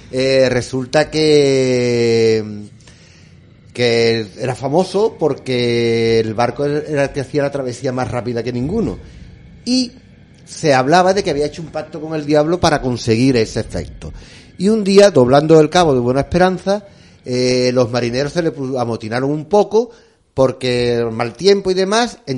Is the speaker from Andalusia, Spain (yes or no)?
yes; El Puerto de Santa María, Andalusia, Spain; also born or lived in Jerez; yo soy nacido en Jerez, pero estoy criado en el puerto de Santa María con el vaporcito.